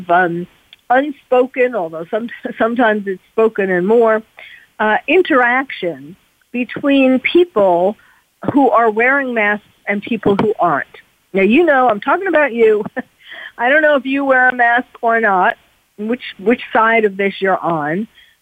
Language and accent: English; New York, United States; now in California, United States; I'm from New York